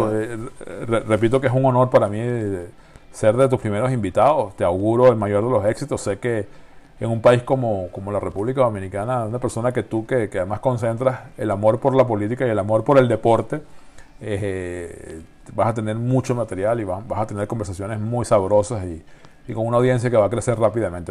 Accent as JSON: {"language": "Spanish", "country": "Venezuela", "said": "la venezolana, por la situación que todos conocemos en mi país"}